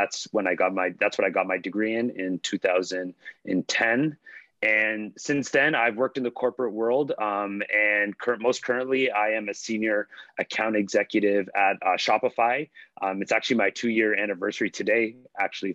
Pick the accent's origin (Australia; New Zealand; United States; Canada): Canada; Toronto, Ontario; also born or lived in Halifax, Nova Scotia / Pickering, Ontario; I was born in Halifax, Nova Scotia. My mom actually had me when she was in law school at Dalhousie, but I moved to Toronto when I was just 2 years old. Initially, we were in Scarborough growing up, and then we moved to Pickering when I was around 8 or 9 years old